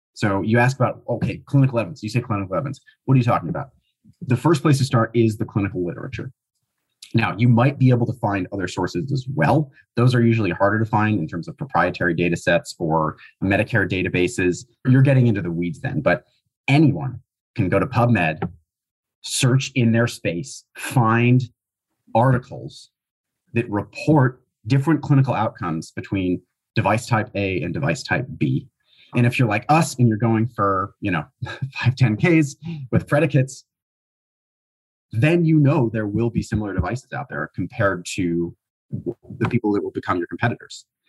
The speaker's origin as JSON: {"language": "English", "region": "Minnesota", "country": "United States", "tie": "born or raised there", "said": "We're both currently in Minnesota, uh, where we grew up"}